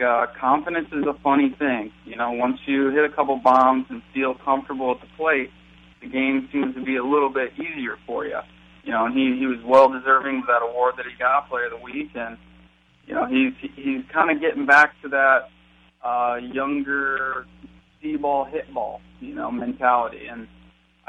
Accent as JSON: {"language": "English", "town": "Wadsworth", "region": "Ohio", "country": "United States", "tie": "born or raised there", "said": "I was back in Ohio in my hometown, Wadsworth, with my parents"}